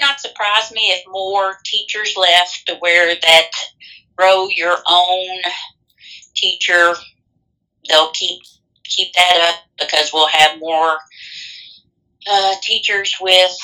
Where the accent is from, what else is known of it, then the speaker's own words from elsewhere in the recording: Boston, United States; my hometown, Boston